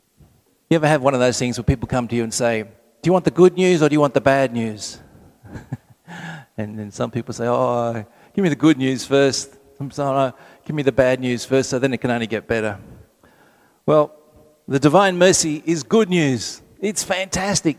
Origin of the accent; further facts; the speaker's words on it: Sydney, New South Wales, Australia; I'm from Sydney